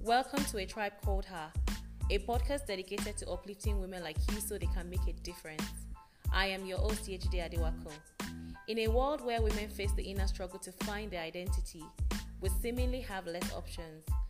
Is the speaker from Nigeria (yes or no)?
yes; Nigeria; I am Nigerian